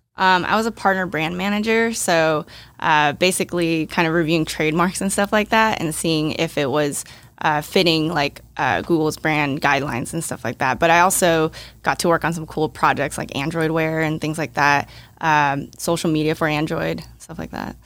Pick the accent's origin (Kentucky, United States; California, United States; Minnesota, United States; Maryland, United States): California, United States; Bay Area; also born or lived in Hong Kong; I was born in Hong Kong, but I moved when I was, like, two, and I had been in the Bay Area for, like, twenty-something years